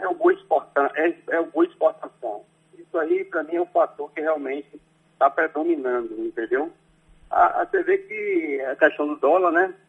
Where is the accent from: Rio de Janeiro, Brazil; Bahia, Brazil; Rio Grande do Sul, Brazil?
Bahia, Brazil; Conceição do Jacuípe; moved away; minha cidade natal, né? Conceição do Jacuípe, a qual eu, eu prezo muito, tenho muita admiração e onde eu fui criado